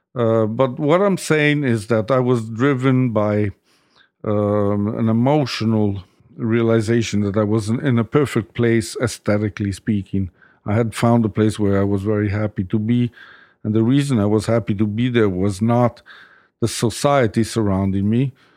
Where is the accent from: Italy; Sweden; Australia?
Italy; Rome, Lazio; moved away as an adult; also born or lived in New York; I've always been a Roman. I grew up in Rome